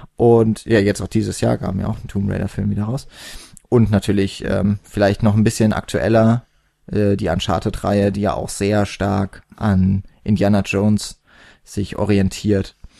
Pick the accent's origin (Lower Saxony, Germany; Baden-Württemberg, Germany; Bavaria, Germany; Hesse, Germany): Baden-Württemberg, Germany; Karlsruhe; ich komme nicht aus der Haupt, sondern aus der Fächerstadt Karlsruhe.